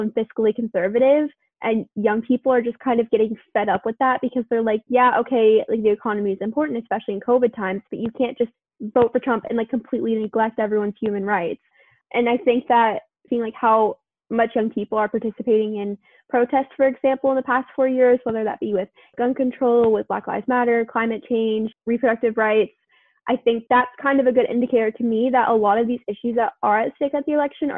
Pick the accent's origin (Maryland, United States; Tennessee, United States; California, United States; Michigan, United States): Tennessee, United States; now in United Kingdom; growing up in Tennessee